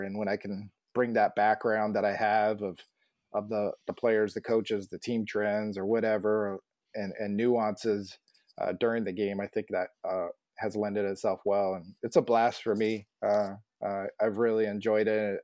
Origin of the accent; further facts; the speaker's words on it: Phoenix, Arizona, United States; also born or lived in San Antonio / Kansas City; I grew up in the West Phoenix area, which is ironically around GCU